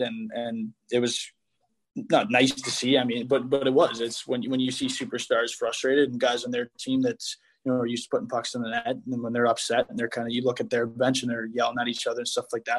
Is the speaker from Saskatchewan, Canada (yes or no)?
no; Toronto, Ontario, Canada; moved away; being in Toronto in my hometown